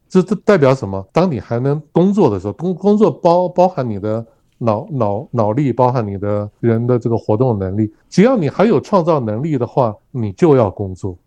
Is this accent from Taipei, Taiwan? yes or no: yes; Taipei, Taiwan; moved away as an adult; also born or lived in Beijing, China; now in Kaohsiung, Taiwan; 我是台北市人，我是土生土长的台北市人。可是我过去二十几年都不住在台北。我后来因为工作的关系，所以我在，我是在，呃，中国大陆北京退休的。那十几年前退休下来之后，我没有，我没有回到我的老家台北去置产。我跑到人生地不熟的高雄置产